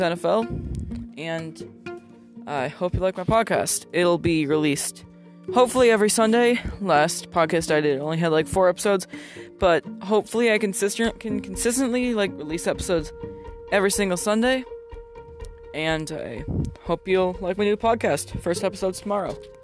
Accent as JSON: {"language": "English", "region": "Minnesota", "country": "United States", "said": "I'm, I'm from Minnesota"}